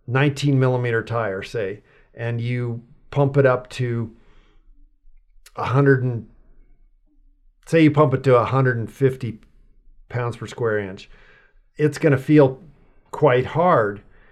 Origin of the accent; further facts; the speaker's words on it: Los Alamos, New Mexico, United States; I grew up in Los Alamos, New Mexico.